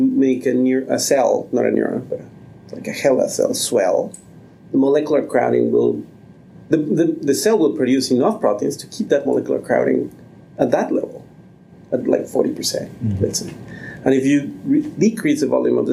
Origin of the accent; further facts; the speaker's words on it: Mexico City, Mexico; moved away; I grew up in Mexico City